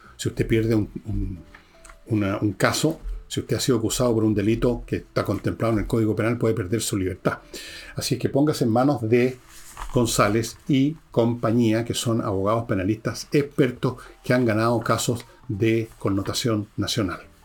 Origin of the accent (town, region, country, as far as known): Chile